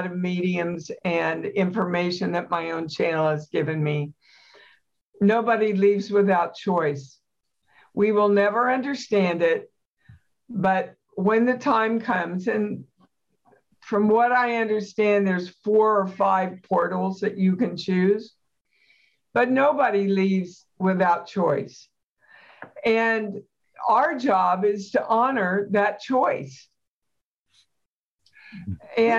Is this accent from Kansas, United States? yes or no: yes; Kansas, United States; I'm from Kansas